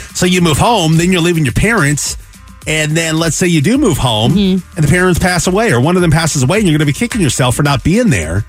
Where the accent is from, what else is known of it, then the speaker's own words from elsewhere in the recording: Pacific Northwest, United States; now in Arizona, United States; I am away from family. I grew up in the Pacific Northwest, but I am here with my wife and my kids.